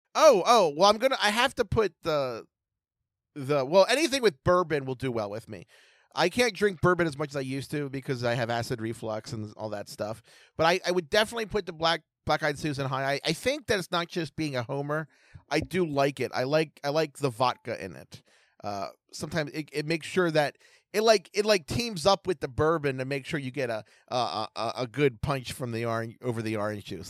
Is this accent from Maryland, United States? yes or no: yes; Baltimore, Maryland, United States; I'm from Baltimore